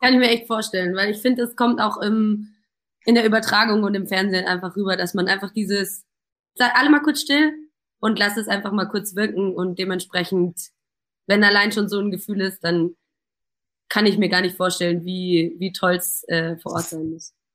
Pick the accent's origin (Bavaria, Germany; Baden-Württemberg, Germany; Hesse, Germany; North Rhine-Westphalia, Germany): Bavaria, Germany; Munich; als geborene Münchnerin